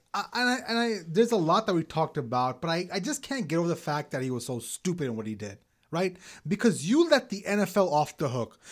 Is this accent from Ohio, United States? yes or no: no; New York City, New York, United States; moved away; a Pakistani-American living in Brooklyn after nine eleven, so much so that we had to move from Brooklyn